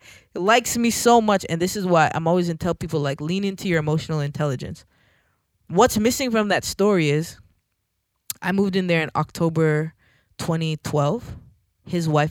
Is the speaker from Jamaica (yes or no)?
yes; Jamaica; Like, wait, I'm Jamaican, right?